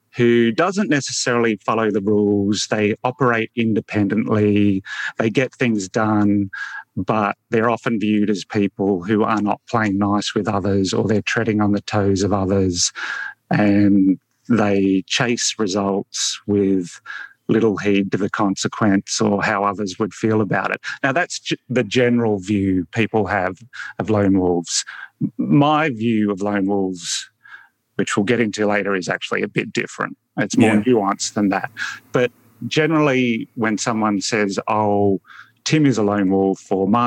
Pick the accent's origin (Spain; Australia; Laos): Australia; Adelaide, South Australia; also born or lived in Fairfield, New South Wales; I grew up in Adelaide in South Australia, even though I was born in New South Wales. My parents moved to South Australia when I was four years old, I think.